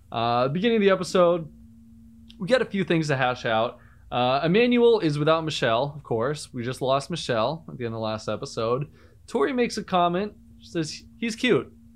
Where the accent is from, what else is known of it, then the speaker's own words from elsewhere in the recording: Cape Cod, Massachusetts, United States; I'm from Cape Cod, Massachusetts